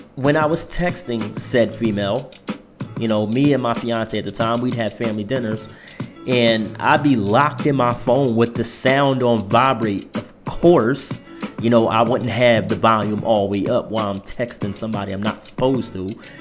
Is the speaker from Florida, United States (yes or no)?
no; Philadelphia, Pennsylvania, United States; moved away; my hometown of Philadelphia